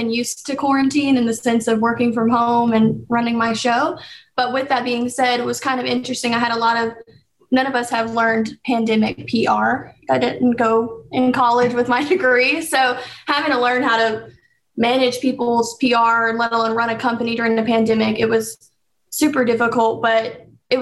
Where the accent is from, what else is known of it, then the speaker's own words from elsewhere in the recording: Acworth, Georgia, United States; also born or lived in Atlanta, Georgia / Alamo, Georgia; I was born in Atlanta, but grew up primarily in Ackworth area, Ackworth, Kennesaw. And when I was about 12 years old, moved to middle of nowhere, Georgia, about 3 hours south in a town called Alamo, Georgia.